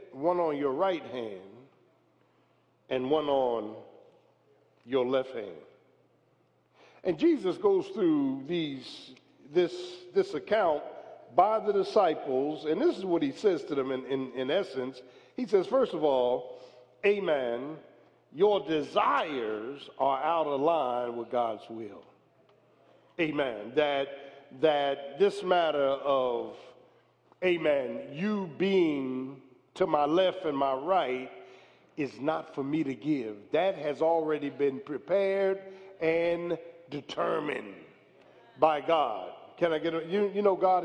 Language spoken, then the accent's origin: English; Philadelphia, Pennsylvania, United States; I wasn't from Williamstown. I was from South Philly